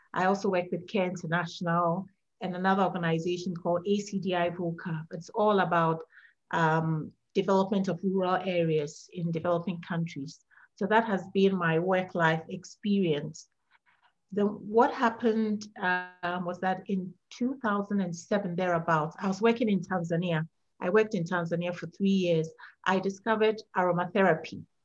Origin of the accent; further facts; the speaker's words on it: Ghana; moved away as an adult; now in Virginia, United States; I'm from Ghana, West Africa, and I moved to the US in 2012.